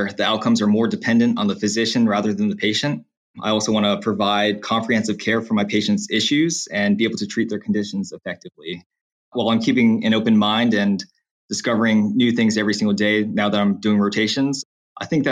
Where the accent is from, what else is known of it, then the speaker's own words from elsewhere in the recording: Slidell, Louisiana, United States; also born or lived in New Orleans, Louisiana; I'm from Slidell, Louisiana, and I'm currently an L3 medical student at Louisiana State University Health Sciences Center in New Orleans